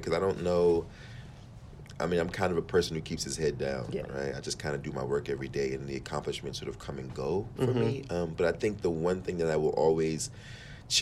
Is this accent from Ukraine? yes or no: no; Washington, District of Columbia, United States; also born or lived in Oxon Hill, Maryland; I grew up in D.C. and then just outside of D.C. in a place called Oxon Hill.